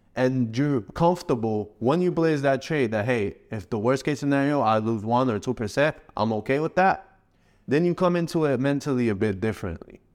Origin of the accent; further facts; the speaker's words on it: Morocco; also born or lived in Canada / Spain; now in Dubai, United Arab Emirates; my home country, Morocco